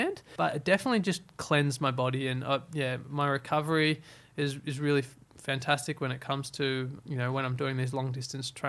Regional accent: Byron Bay, New South Wales, Australia; I obviously come from I grew up in Byron.

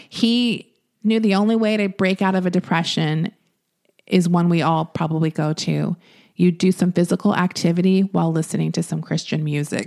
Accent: Florida, United States; I'm from Florida

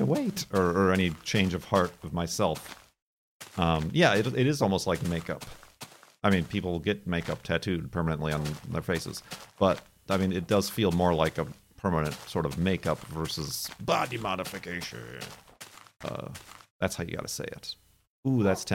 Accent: Illinois, United States; as an American, I'm taught about the history, even growing up in Illinois

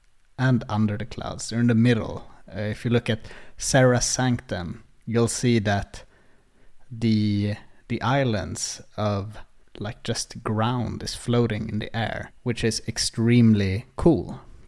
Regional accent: Uppsala, Uppsala County, Sweden; English is a second language; I get kind of nostalgic for where I grew up in Uppsala. It's called Årsta

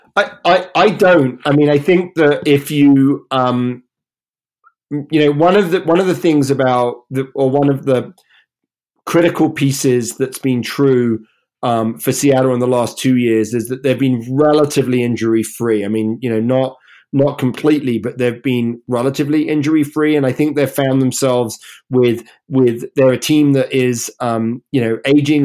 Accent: England, United Kingdom; moved away as an adult; now in United States; we're here in the US. Obviously, I'm English

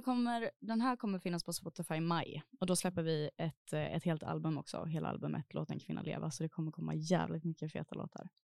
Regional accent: Gothenburg, Västra Götaland, Sweden; now in Stockholm, Sweden; Jag är från Göteborg.

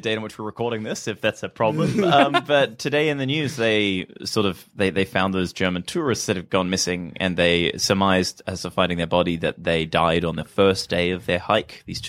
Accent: New Zealand; now in Australia; Well, I'm from New Zealand

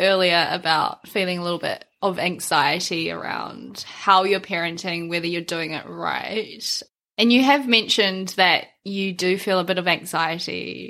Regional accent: New Zealand; born or raised there

